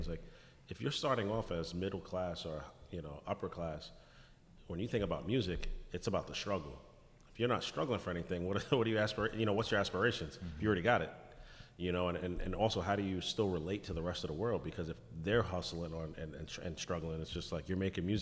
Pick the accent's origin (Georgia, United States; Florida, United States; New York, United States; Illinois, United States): New York, United States; I'm from New York